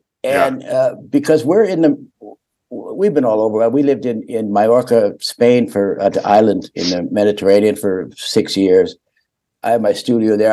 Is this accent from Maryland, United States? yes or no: no; Turlock, California, United States; now in Frankfurt, Germany; I'm from Turlock, California, in the middle of Stanislaus County, California